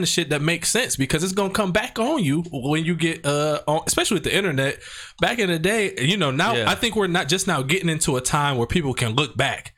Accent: Alabama, United States; The people that's in Alabama would still vote for me because I'm from Alabama.

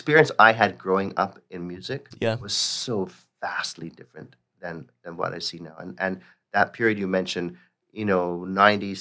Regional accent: Toronto, Ontario, Canada; I grew up in the north part of Toronto, North York

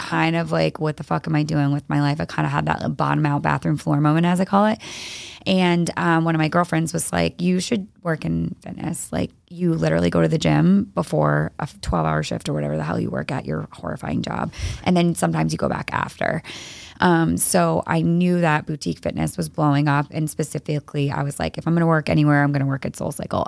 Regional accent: East Greenwich, Rhode Island, United States; moved away as an adult; also born or lived in Nashville / Los Angeles; now in Boston, United States; I grew up in East Greenwich, Rhode Island, so not too far from here

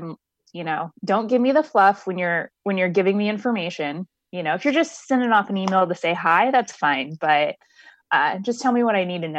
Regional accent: Midwest, United States; also born or lived in Miami; So I, you know, I grew up in the Midwest, and like I said, I've lived a lot of places.

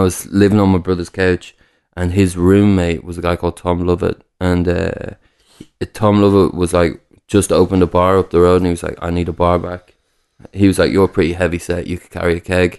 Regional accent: Newcastle upon Tyne, North East England, United Kingdom; also born or lived in Dublin; I was born in Newcastle

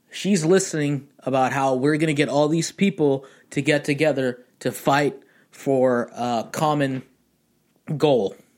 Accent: Pasadena, California, United States; I'm actually from a suburban town called Pasadena in California

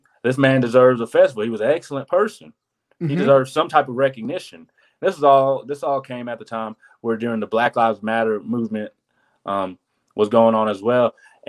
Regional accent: the South, United States; Because I grew up in the South.

